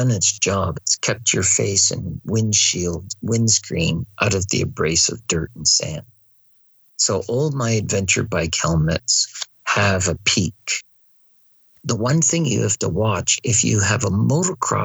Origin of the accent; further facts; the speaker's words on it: Canada; I'm your marshal from Canada